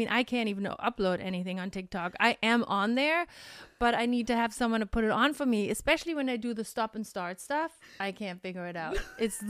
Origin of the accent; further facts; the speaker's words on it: Germany; English is a second language; And yes, we're potato heads from Germany, so we have different kind of potatoes.